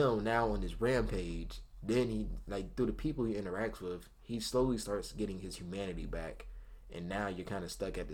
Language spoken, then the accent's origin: English; United States; I'm American